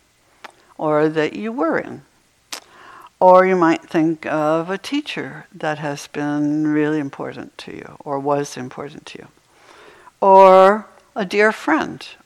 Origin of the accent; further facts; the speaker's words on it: Maine, United States; moved away; I used to have snow days when I was growing up in Maine